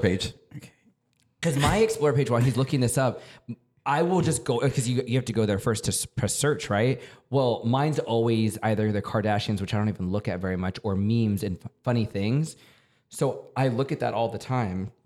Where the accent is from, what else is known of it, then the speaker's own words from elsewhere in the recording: San Antonio, Texas, United States; also born or lived in New York / Denver; now in Los Angeles, United States; I come from San Antonio, Texas, born and raised